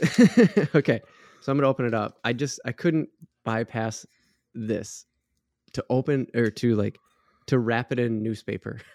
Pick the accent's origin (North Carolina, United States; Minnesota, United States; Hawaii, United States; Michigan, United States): Minnesota, United States; being a Minnesotan